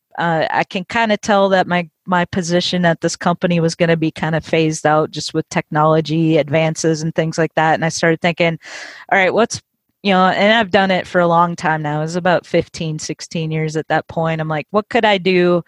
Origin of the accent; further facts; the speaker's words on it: Minnesota, United States; moved away as an adult; now in Nashville, United States; originally I'm from Minnesota